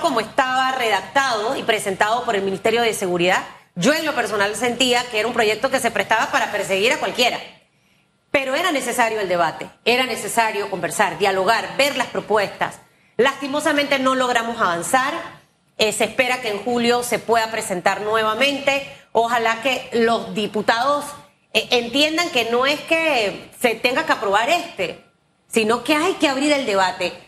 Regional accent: Panama; esos somos los panameños

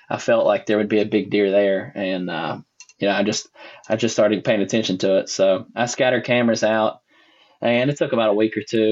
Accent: Boone County, West Virginia, United States; I am originally from Boone County, West Virginia. I grew up on Route 85

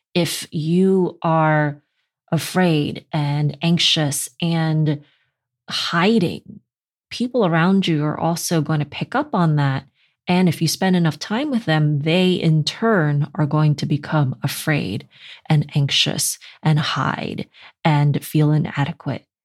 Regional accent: New York City, New York, United States; I'm from Brooklyn

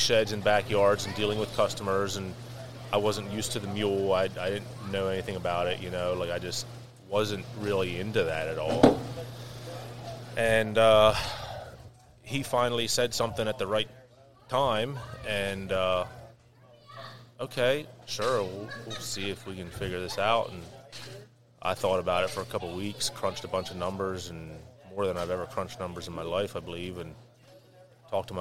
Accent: Lancaster County, Pennsylvania, United States; born and raised in Lancaster County all my life

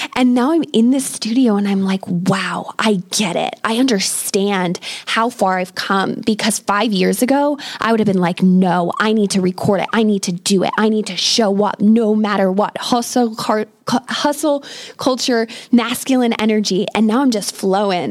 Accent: United States; moved away as an adult; now in England, United Kingdom; I am an American expat living in England with my British husband

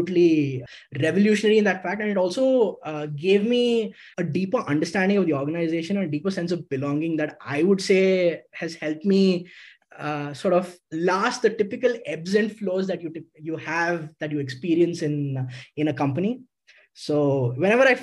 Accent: Karnataka, India; although Manipal is in Karnataka and I am from Karnataka

